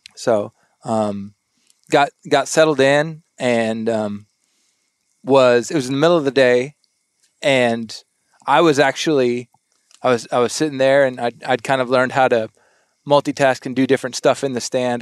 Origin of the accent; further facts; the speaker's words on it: South Texas, United States; now in Arkansas, United States; I grew up in South Texas in um, the duck blinds.